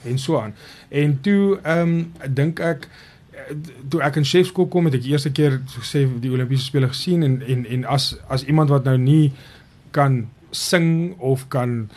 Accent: Mpumalanga, South Africa; moved away as an adult; now in Ghana; as Suid-Afrikaners

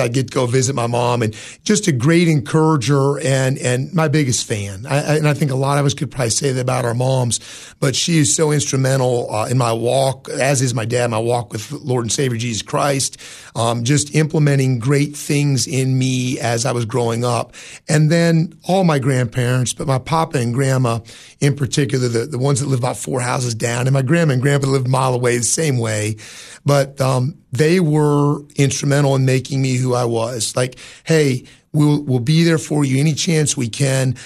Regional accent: Jefferson, Ohio, United States; moved away as an adult; now in Cookeville, United States; was growing up in Ohio

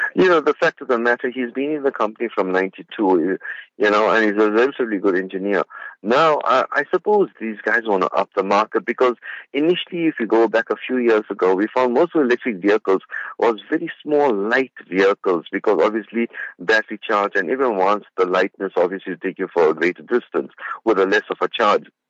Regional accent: South Africa; I'm out of uh, my hometown in Spingo Beach

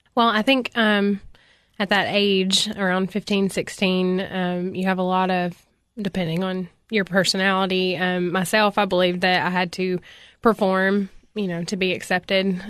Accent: Cookeville, Tennessee, United States; I was born in Cookville, Tennessee, um, where I went to school until seventh grade, and then at seventh grade, I transferred to Upperman Middle

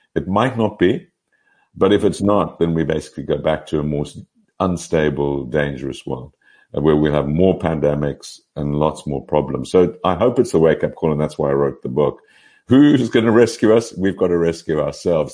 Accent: Pretoria, Gauteng, South Africa; moved away as an adult; also born or lived in Cape Town; now in Oxford, United Kingdom; I was born in Pretoria, so I'm very much am a South African product, and uh, went to UCT uh, for my first degree.

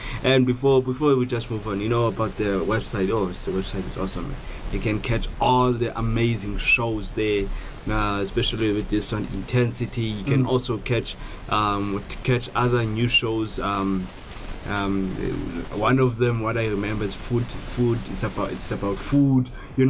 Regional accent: South Africa; I'm a Xhosa boy, you know, yeah. It's one of the cultures from South Africa, Xhosa.

